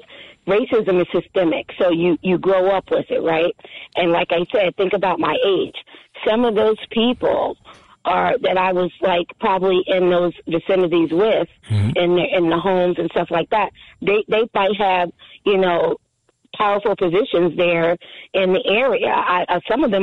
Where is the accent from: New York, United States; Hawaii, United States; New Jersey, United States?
New Jersey, United States; Bridgewater; moved away; I grew up in Bridgewater during my high school years